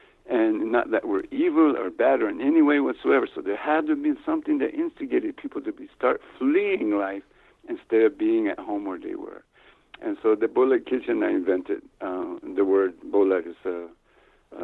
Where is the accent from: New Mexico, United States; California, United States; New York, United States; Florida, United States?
New Mexico, United States; also born or lived in Ohio; You know, I grew up in New Mexico, like I said, I was born in Ohio, but I didn't grow up there. I grew up in New Mexico on an Indian reservation here.